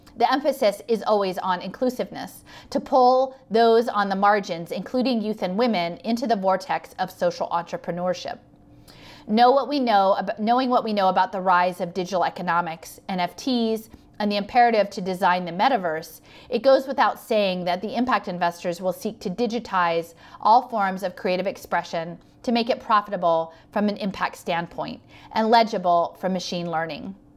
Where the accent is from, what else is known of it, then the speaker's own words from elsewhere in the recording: Philadelphia, Pennsylvania, United States; the University of Pennsylvania, here in my hometown